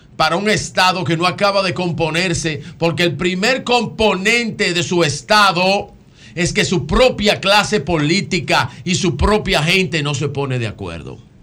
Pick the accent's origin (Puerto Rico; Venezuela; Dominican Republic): Dominican Republic; Como dominicano, como hijo de Duarte, de Sánchez, de Mella y Luperón.